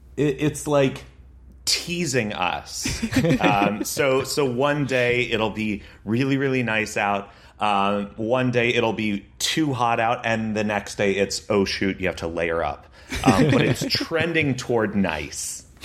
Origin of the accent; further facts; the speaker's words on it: Connecticut, United States; moved away as an adult; also born or lived in Massachusetts; now in New York, United States; where I grew up in Connecticut